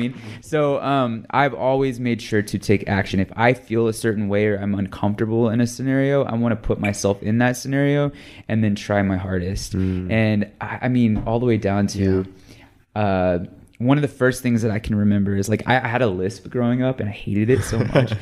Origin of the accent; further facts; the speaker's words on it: Texas, United States; now in Los Angeles, United States; I'm from Texas. When I moved uh